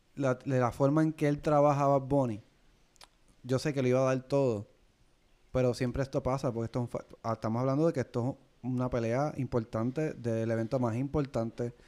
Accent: Puerto Rico; nosotros como boricua

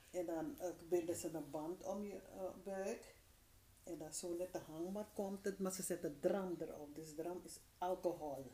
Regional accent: Suriname; bij ons in Suriname

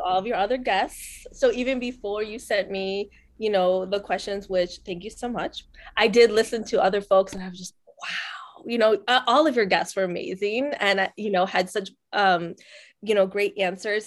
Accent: Northwest Indiana, United States; also born or lived in Colombia; I'm from Northwest Indiana

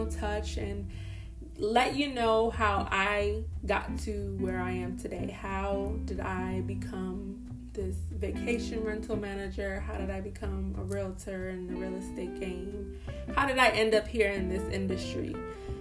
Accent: Boston, Massachusetts, United States; moved away as an adult; now in Florida, United States; I grew up in Boston, Massachusetts, and I moved to Florida in 2013

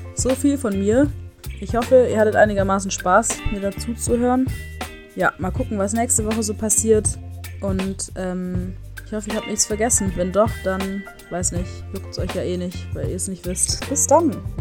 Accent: Stuttgart, Baden-Württemberg, Germany; moved away; bei uns in Stuttgart

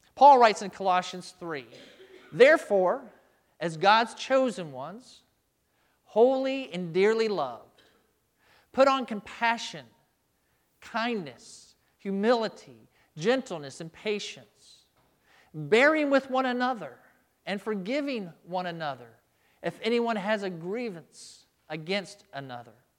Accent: United States; as American Christians

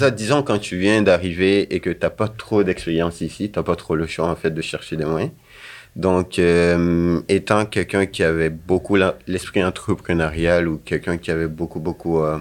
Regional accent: Guinea; moved away as an adult; now in Sherbrooke, Canada; je suis arrivé de la Guinée en 2015 au Canada. {S0} Donc {S2} avant de venir ici, j'avais fait des études en sciences politiques.

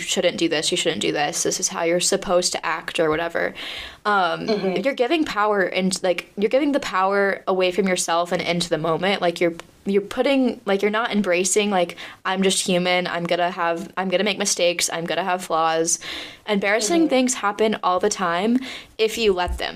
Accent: United States; moved away as an adult; now in Paris, France; I'm American

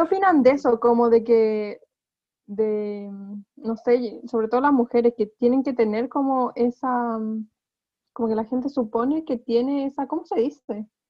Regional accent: Chillán, Ñuble, Chile; yo soy de Chillán

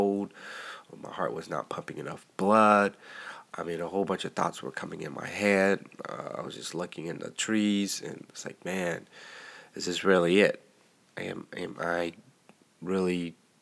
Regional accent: Texas, United States; I'm a Texan

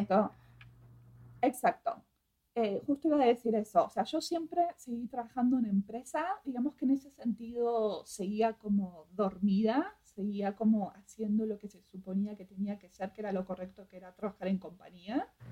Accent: Argentina; moved away; a pesar de que soy argentina, nunca me sentí argentina

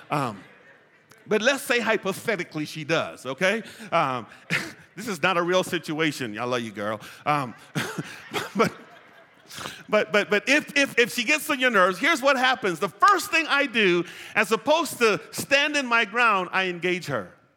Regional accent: United States; I'm an American

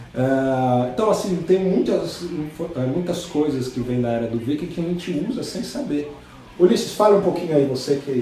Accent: Brazil; somos brasileiros

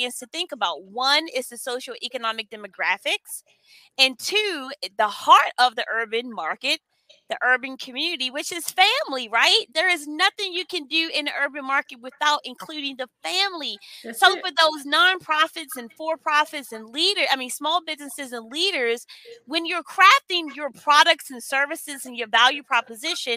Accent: Maryland, United States; I'm from Maryland

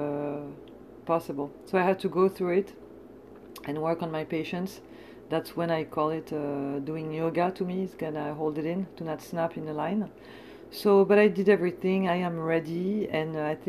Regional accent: France; now in United States; I'm coming from France

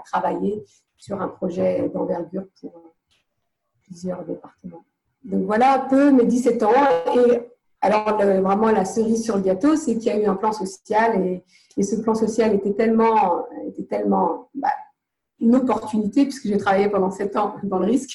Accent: Nantes, Pays de la Loire, France; moved away as an adult; also born or lived in London / Morocco (family); now in Côte d'Azur, France; À vingt et un ans, euh, je suis partie de Nantes, euh, avec cinquante francs dans les poches et je suis partie à Londres

